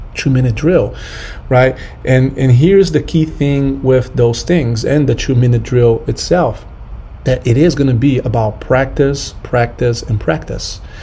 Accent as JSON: {"language": "English", "country": "Brazil", "moved": "yes", "said": "I'm from Brazil"}